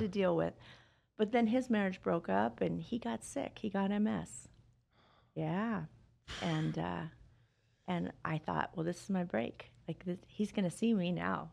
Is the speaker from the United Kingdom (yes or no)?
no; Las Vegas, Nevada, United States; I grew up here in Vegas